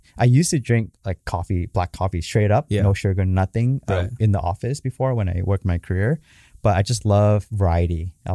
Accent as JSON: {"language": "English", "town": "Garden Grove", "region": "California", "country": "United States", "tie": "born or raised there", "said": "it's in Garden Grove, down the street where I grew up at and on Main Street."}